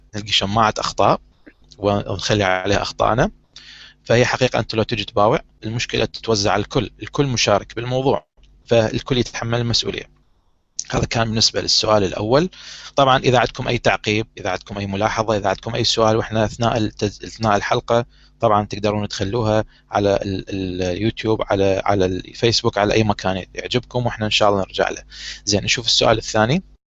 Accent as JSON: {"language": "Arabic", "country": "Iraq", "said": "نظام التعليم عندنا بالعراق"}